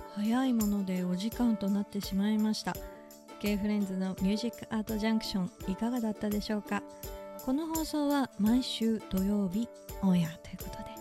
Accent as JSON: {"language": "Japanese", "region": "Kyushu", "country": "Japan", "tie": "born or raised there", "moved": "yes", "said": "で私九州まあ、育ちで生まれなので"}